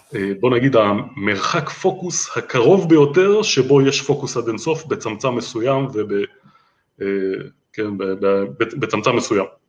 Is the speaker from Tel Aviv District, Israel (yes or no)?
yes; Holon, Tel Aviv District, Israel; אני יליד ואני עדיין גר בחולון